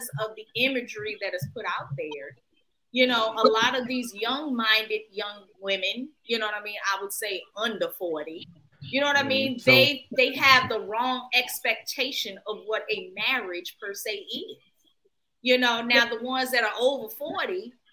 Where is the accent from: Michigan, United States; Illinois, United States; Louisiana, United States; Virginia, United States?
Virginia, United States; moved away; I'm from Virginia